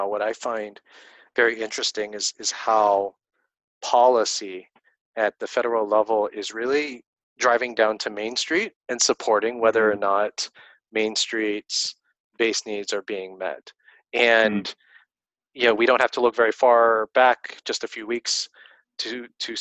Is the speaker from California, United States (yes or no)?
yes; Stockton, California, United States; my hometown of Stockton, California